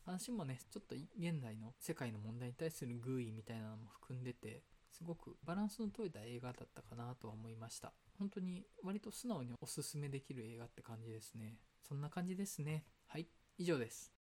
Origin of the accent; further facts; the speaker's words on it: Awaji Island, Hyogo, Japan; 淡路島出身